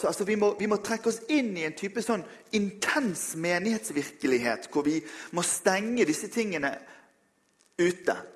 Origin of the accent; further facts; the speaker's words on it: Western Norway, Norway; Nå er jeg vestlending, så jeg kan jo ha tatt med meg et garn.